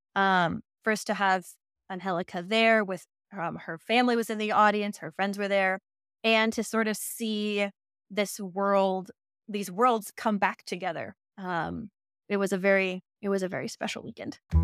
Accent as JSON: {"language": "English", "region": "Colorado", "country": "United States", "tie": "born or raised there", "moved": "yes", "lives_now": "Dallas, United States", "said": "I grew up in Colorado"}